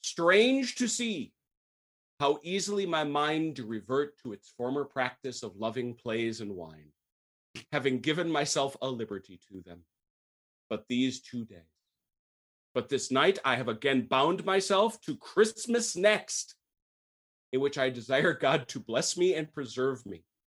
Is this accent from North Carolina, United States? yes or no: no; St. Francis, Wisconsin, United States; my hometown, Saint Francis, Wisconsin